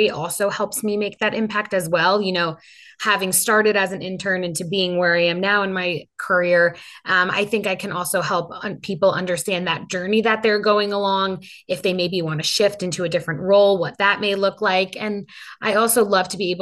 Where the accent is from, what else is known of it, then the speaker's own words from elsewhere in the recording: Long Island, New York, United States; also born or lived in Penn State; the community where I grew up in Long Island